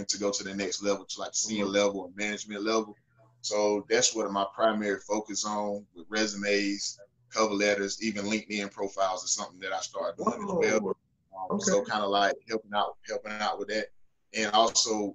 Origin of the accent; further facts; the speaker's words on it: Newberry, South Carolina, United States; moved away as an adult; also born or lived in Greenville-Spartanburg area, South Carolina; I'm originally from Newberry, South Carolina